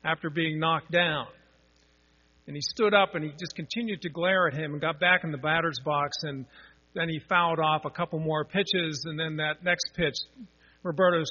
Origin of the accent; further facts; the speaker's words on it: Pittsburgh, Pennsylvania, United States; I grew up in Pittsburgh